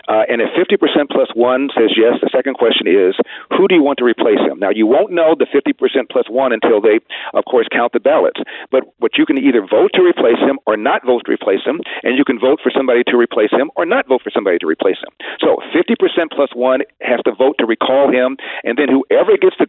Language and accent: English; Los Angeles, California, United States; also born or lived in Ohio; I'm from the hood. I'm from Crenshaw High School